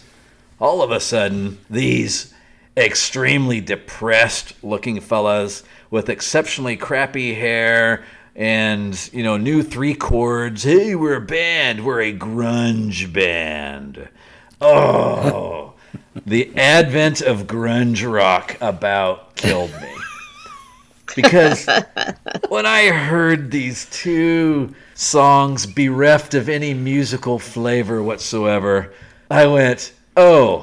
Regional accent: Alaska, United States; I'm a guy from Alaska

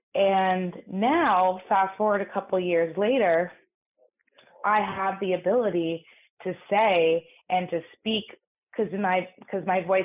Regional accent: New York City, New York, United States; I grew up in New York City in an all-girls private school.

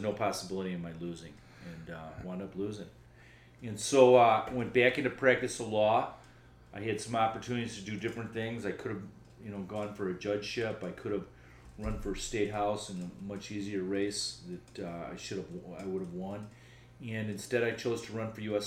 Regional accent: Chicago area, Illinois, United States; also born or lived in Pittsburgh, Pennsylvania; I was born in Pittsburgh, Pennsylvania, and moved to Chicago when I was approximately two

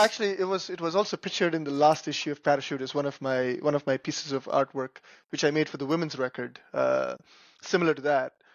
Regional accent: Chennai, Tamil Nadu, India; moved away as an adult; also born or lived in Northeast United States / Chicago, United States; now in United States; I grew up in India. I came here when I was about 20 years old

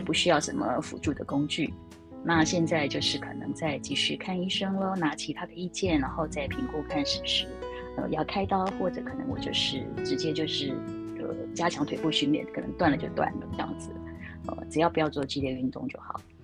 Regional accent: Taiwan; first language Chinese; 我还是台湾人嘛

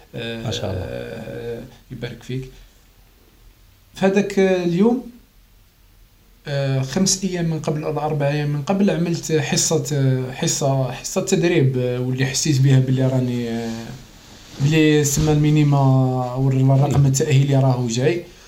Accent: Ibn Ziad, Constantine Province, Algeria; انا كنت نلعب الفوتبول في ابن زياد في البلديه اللي كبرت فيها واللي زدت فيها هي في قسنطينه

